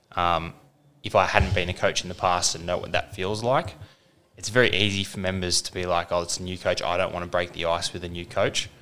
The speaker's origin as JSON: {"language": "English", "town": "Kellyville", "region": "New South Wales", "country": "Australia", "tie": "born or raised there", "also_born_or_lived": "Windsor, New South Wales / Baulkham Hills", "said": "we moved over to Kellyville, where I spent sort of the next 14 years, really, or no, even more, nearly 20 years there"}